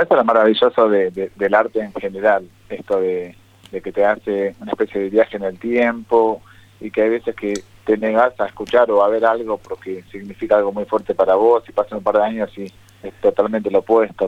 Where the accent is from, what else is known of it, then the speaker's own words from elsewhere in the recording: Argentina; somos argentinos